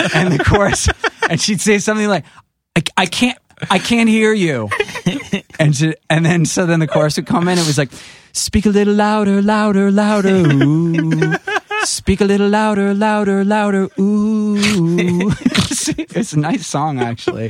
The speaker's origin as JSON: {"language": "English", "town": "New York City", "region": "New York", "country": "United States", "tie": "born or raised there", "said": "coming from Rockaway"}